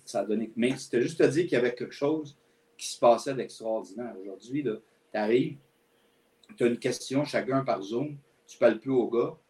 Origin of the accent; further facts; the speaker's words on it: L'Assomption, Quebec, Canada; moved away as an adult; also born or lived in Montreal; je suis né à Montréal, mais mes parents ont déménagé quand j'avais seulement deux ans dans la région de la Nodière, donc à l'Assomption.